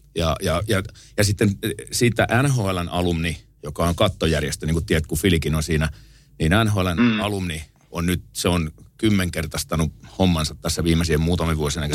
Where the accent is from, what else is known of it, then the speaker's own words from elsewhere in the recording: Tampere, Pirkanmaa, Finland; mä oon Koikkarista kotosi ja siinä on viinikka vieressä